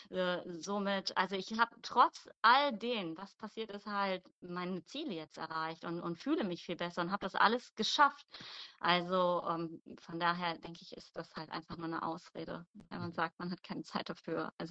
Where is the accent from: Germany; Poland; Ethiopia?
Germany; Mönchengladbach, North Rhine-Westphalia; ich komme aus Mönchengladbach.